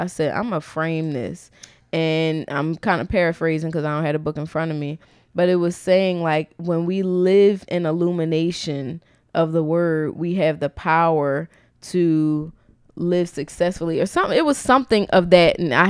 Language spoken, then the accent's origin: English; Philadelphia, Pennsylvania, United States; we're from Philly.